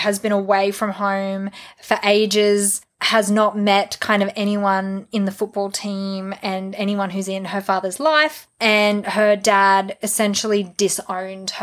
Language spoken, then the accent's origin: English; Australia; I am very Australian